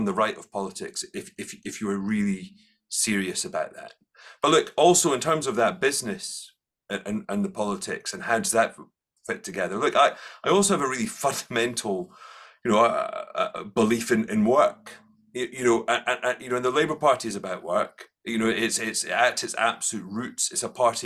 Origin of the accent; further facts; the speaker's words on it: Edinburgh, Scotland, United Kingdom; I grew up in Collington, which was lovely. I think Edinburgh is a special place